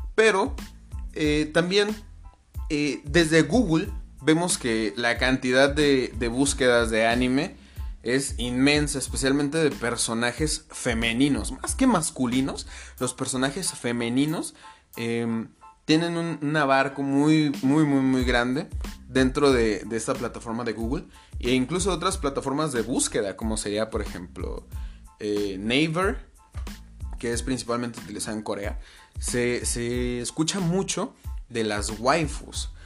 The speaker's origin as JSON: {"language": "Spanish", "country": "Mexico", "tie": "born or raised there", "said": "Yo vivo en México, fui criado en México"}